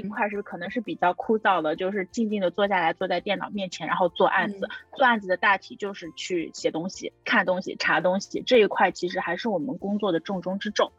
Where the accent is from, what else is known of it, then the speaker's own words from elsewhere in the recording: China; moved away as an adult; also born or lived in Hong Kong; now in New York, United States; 我国内的很多朋友